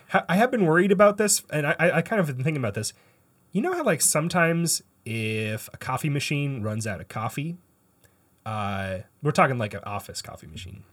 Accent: Canada; I'm a Canadian

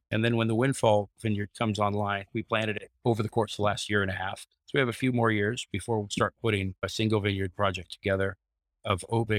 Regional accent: Grants Pass, Oregon, United States; I grew up in Grants Pass, and the farm that I grew up on is now vineyards.

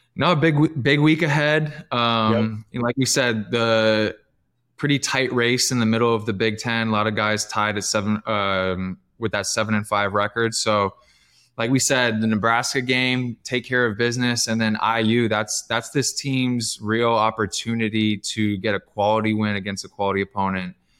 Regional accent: Canada; I'm Canadian

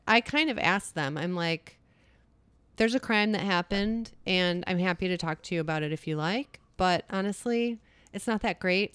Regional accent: United States; I don't wanna identify as being an American

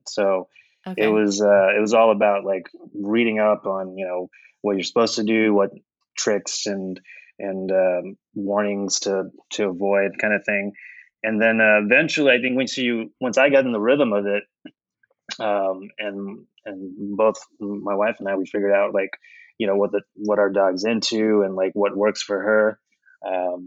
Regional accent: Oklahoma, United States; moved away as an adult; now in Chicago, United States; I grew up in Oklahoma for most of my life. And then I moved to Chicago in 2010

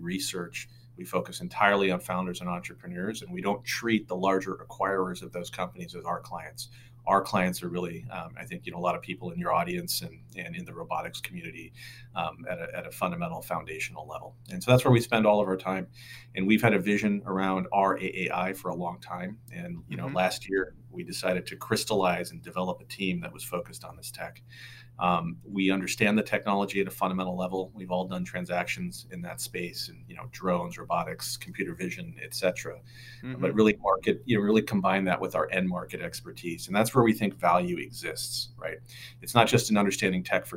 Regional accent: Pacific Northwest, United States; moved away as an adult; also born or lived in New York City; I'm originally from the Pacific Northwest

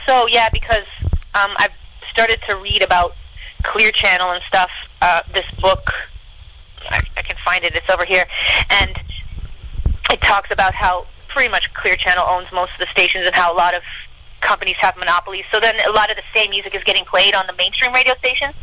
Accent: Canada

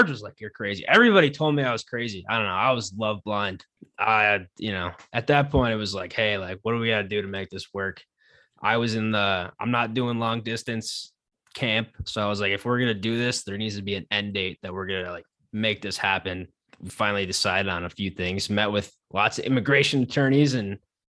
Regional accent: Buffalo, New York, United States; also born or lived in Chicago; now in Minneapolis, United States; I'm from Buffalo

